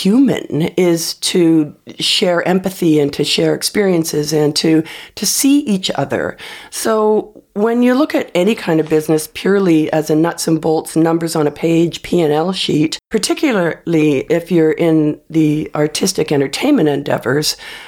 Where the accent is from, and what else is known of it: Canada